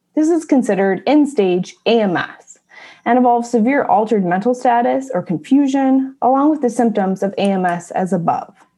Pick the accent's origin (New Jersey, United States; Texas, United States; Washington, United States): Washington, United States; Mount Rainier from my home state